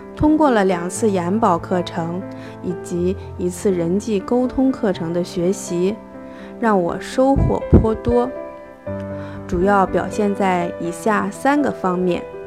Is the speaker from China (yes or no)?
yes; Xiong'an New Area, Hebei, China; 我来自河北雄安新区，在联通公司做销售工作